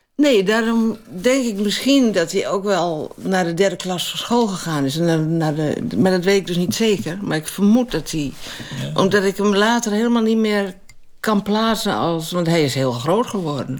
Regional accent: Winsum, Groningen, Netherlands; En ik kwam uit Winst

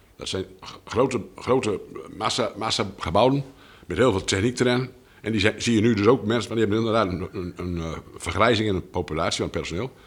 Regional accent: Pekela, Groningen, Netherlands; Ik ben geboren eh, bijna 67 jaar geleden in, in, Pekel

